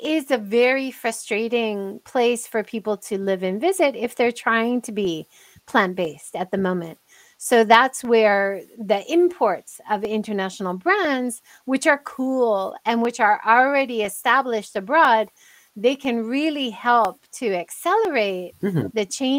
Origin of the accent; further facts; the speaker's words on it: United States; moved away; I'm American.